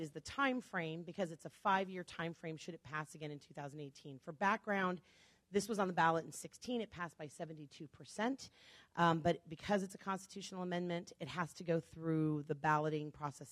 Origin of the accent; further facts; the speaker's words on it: Chicago, Illinois, United States; now in Nevada, United States; I'm originally from Chicago